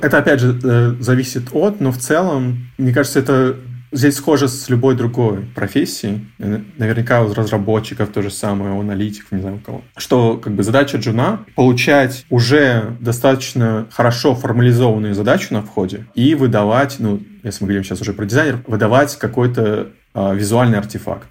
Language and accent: Russian; Novosibirsk, Novosibirsk Oblast, Russia; moved away; я из Новосибирска.